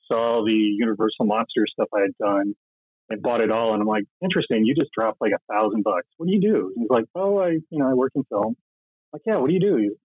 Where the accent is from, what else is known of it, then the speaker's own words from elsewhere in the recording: Midwest, United States; also born or lived in Minneapolis / Los Angeles; now in Columbus, Ohio, United States; I, I grew up in the Midwest